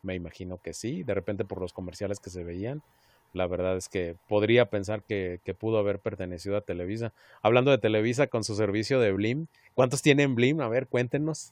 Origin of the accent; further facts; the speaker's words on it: Mexico; Y somos más, más mexicanos que el chile jalapeño